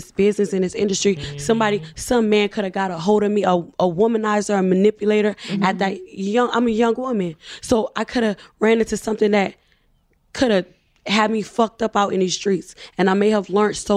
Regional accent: Delaware, United States; I'm from Delaware

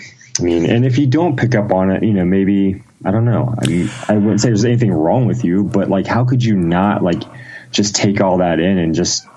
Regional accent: Ohio, United States; No, I was born in Ohio, small town in Ohio. I've kind of lived in Ohio most of my life

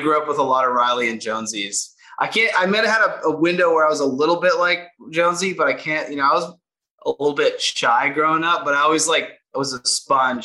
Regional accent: Canada; being Canadian

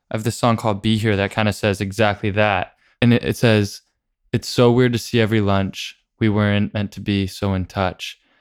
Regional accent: San Diego, California, United States; I grew up in San Diego

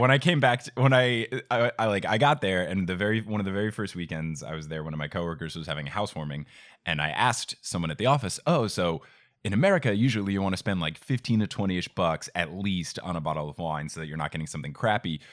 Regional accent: New Jersey, United States; I grew up in New Jersey

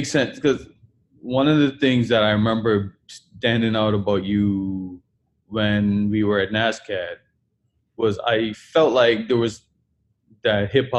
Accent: Bermuda; moved away; Growing up in Bermuda, it was the same way.

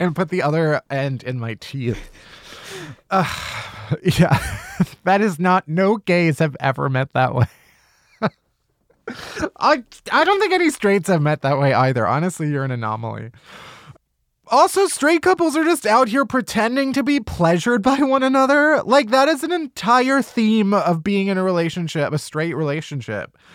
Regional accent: Chicago, Illinois, United States; I'm from Chicago also

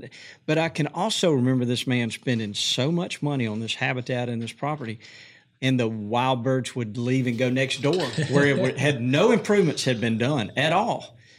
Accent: Montgomery, Alabama, United States; growing up in Montgomery

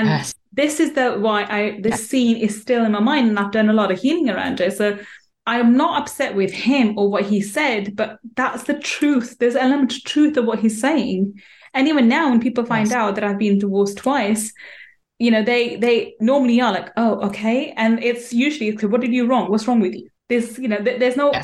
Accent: London, United Kingdom; also born or lived in Manchester; I was born in Manchester, brought up in London

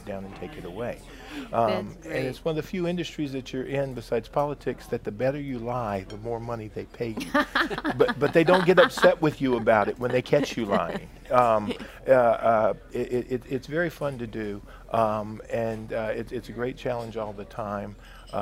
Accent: Baton Rouge, Louisiana, United States; I grew up in South Baton Rouge.

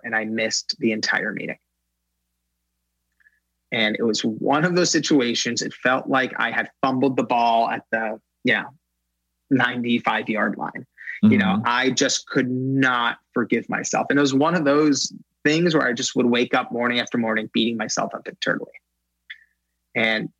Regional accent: Los Angeles, California, United States; also born or lived in Iran (family); I'm from Los Angeles

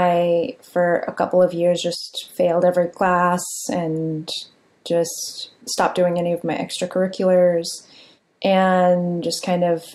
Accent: San Jose, California, United States; I grew up in San Jose, California, in a immigrant community.

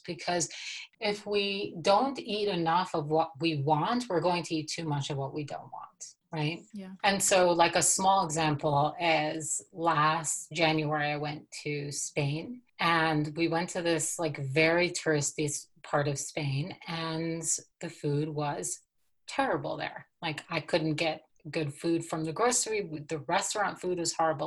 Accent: New York City, New York, United States; now in Colorado, United States; And so I grew up in Brooklyn, New York, and I was born and raised into a Hasidic community in Brooklyn.

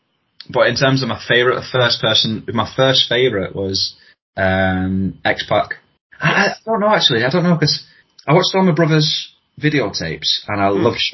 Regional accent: Wigan, North West England, United Kingdom; I grew up in Wigan, around the corner from the Snake Pit.

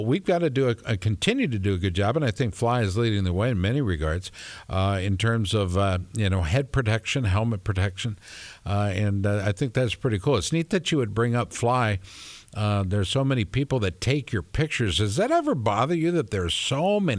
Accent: Minneapolis, Minnesota, United States; now in Central Iowa, United States; I'm from Minneapolis

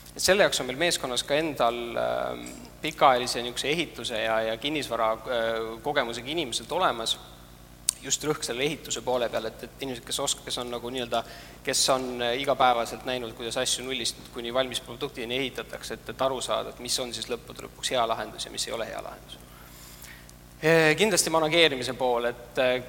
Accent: Estonia; me ise oleme ikkagi asutajad, oleme eestlased

